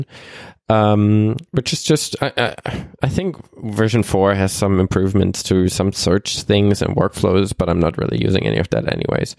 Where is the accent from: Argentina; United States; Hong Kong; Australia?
Australia; As an Australian